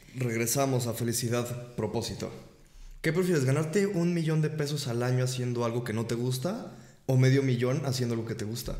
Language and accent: Spanish; Mexico; Y a nosotros que somos de... Es otra cultura México también.